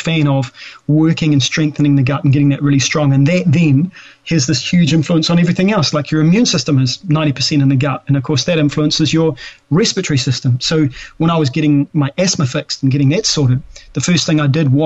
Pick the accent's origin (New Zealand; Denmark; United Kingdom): New Zealand; I'm a Kiwi guy